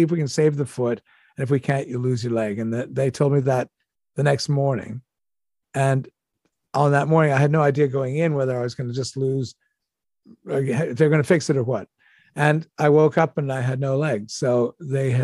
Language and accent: English; Toronto, Ontario, Canada; I grew up in Toronto.